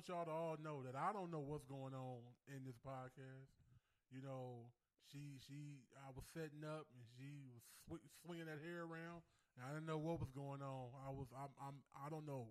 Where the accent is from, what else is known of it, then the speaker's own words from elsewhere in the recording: Los Angeles, California, United States; growing up in South Central